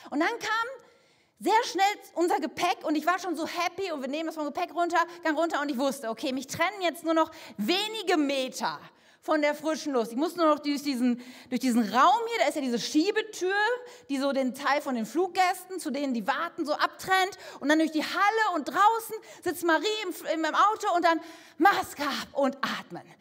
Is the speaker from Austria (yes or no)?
no; Canary Islands, Spain; ich komme aus Fuerteventura. Was soll denn um alles in der Welt in meinem Koffer sein? Sand, Geröll, Schutt, was anderes gibt es auf dieser Insel überhaupt nicht.